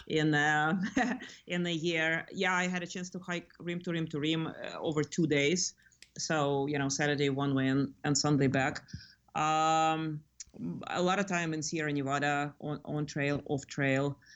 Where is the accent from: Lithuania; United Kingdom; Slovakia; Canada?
Lithuania; now in California, United States; I grew up in Lithuania